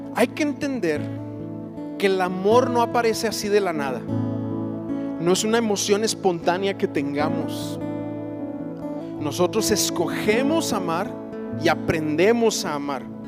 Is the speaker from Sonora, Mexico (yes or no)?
no; Chihuahua, Mexico; also born or lived in Parral, Chihuahua; yo recuerdo creciendo, mis padres se convierten a Cristo, nosotros somos de Chihuahua, vivíamos allá, mi padre se, reencuentra con el Señor en Parral, ahí vivíamos en Parral, Chihuahua, después nos vamos a ver a la ciudad de Chihuahua